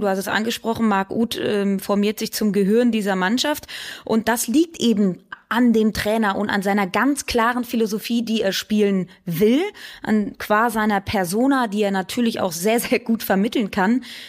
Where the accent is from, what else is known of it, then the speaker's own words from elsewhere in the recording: Cologne, North Rhine-Westphalia, Germany; als gebürtige Kölnerin